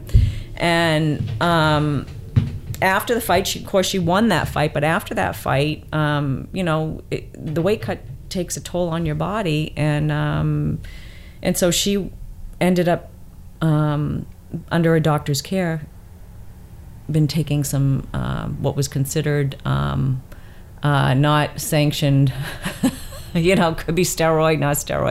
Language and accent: English; Boston, Massachusetts, United States; I'm a Bostonian